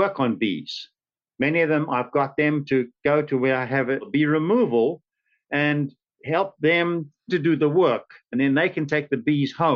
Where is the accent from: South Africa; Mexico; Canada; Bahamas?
South Africa; moved away as an adult; now in St. Petersburg, United States; This was in South Africa. Some of you may recognize from my accent.